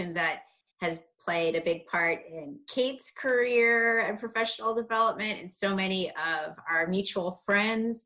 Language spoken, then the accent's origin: English; Darien, Illinois, United States; I grew up in a small suburb of Chicago. It's called Darien, Illinois